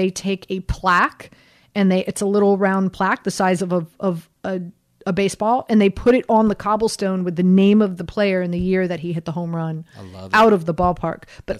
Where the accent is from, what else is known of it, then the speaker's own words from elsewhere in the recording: Miami, Florida, United States; moved away as an adult; also born or lived in Baltimore; here's this chick from Miami, Florida, coming in and hosting sports talk radio in Baltimore.